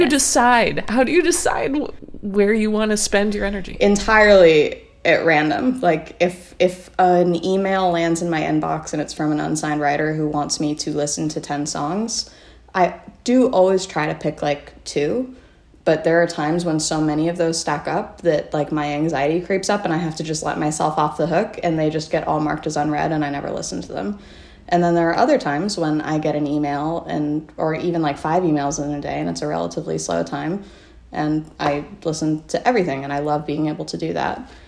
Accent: Muskoka, Ontario, Canada; I grew up in Muskoka right next to there.

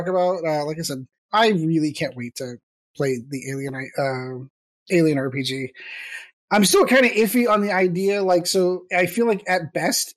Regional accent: United States; I am an American

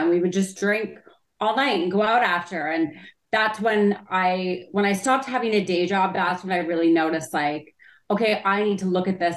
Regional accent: Canada; Well, I mean, I started when I was like 18.

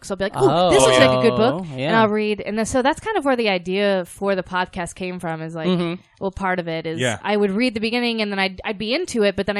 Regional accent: San Antonio, Texas, United States; moved away as an adult; also born or lived in Enid, Oklahoma / New Jersey / Nebraska / Austin; now in New York, United States; I grew up in San Antonio

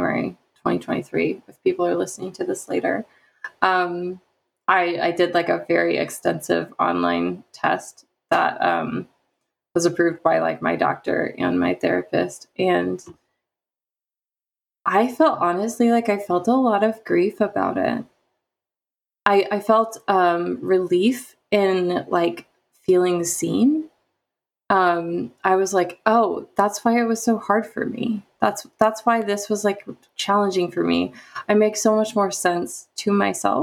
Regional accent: the Midwest of the United States, United States; I grew up in the Midwest of the United States

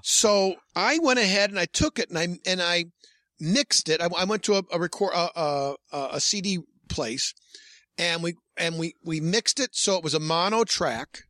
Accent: Hornell, New York, United States; my hometown's Hornell, New York, a small town

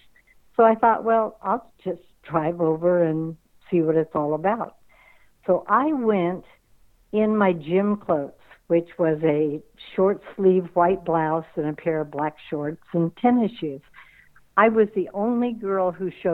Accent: Tustin, California, United States; I grew up in Tustin, and Anaheim was only like 10, 15 minutes away by car

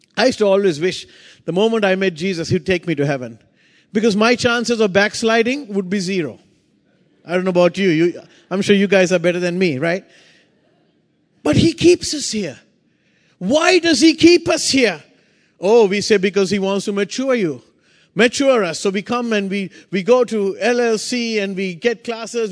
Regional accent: Sri Lanka; I come from Sri Lanka

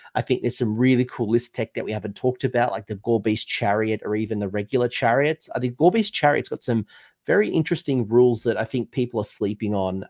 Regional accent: United Kingdom; as a Brit

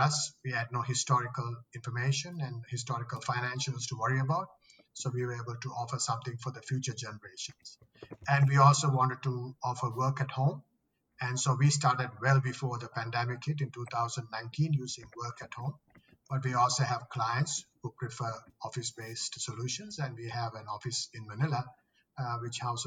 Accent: Australia; moved away as an adult; also born or lived in Sri Lanka / Singapore / Philippines; now in Sydney, Australia; I'm originally from Sri Lanka. I grew up in Australia for most of my life.

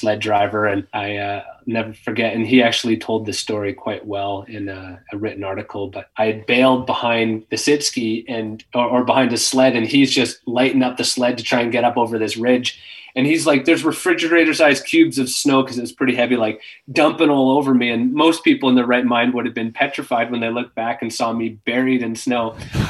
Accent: Kimberley, British Columbia, Canada; growing up in Kimberley

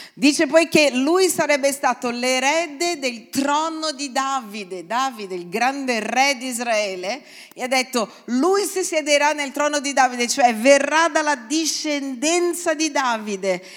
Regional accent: Brazil; now in Italy; io vengo dal Brasile e in Brasile non c'è la Pasquetta

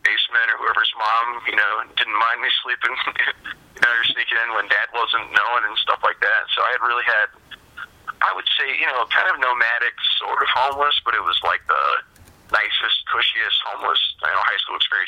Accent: Lima, Ohio, United States; also born or lived in Ottoville, Ohio; I grew up in Lima, Ohio

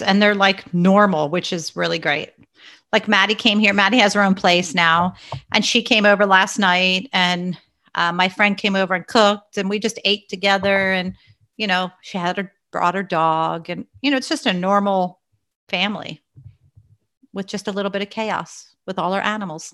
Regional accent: Pennsylvania, United States; also born or lived in Long Island, New York; until I was in second grade, and then my dad and mom and our family moved to Pennsylvania

